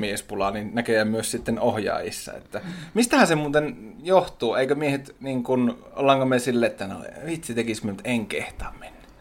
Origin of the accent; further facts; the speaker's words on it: Tornio, Lapland, Finland; Olen sieltä, juureni ovat siellä.